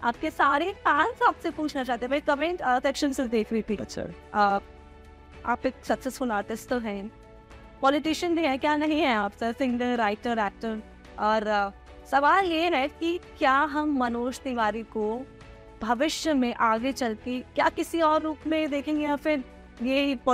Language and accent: Hindi; Ballia, Uttar Pradesh, India; आप बिहार से हैं और मैं भी बलिया से बिलोंग करती हूँ